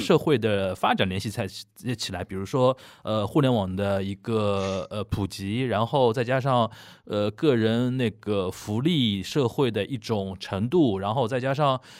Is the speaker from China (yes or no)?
yes; China; 我们作为一个中国人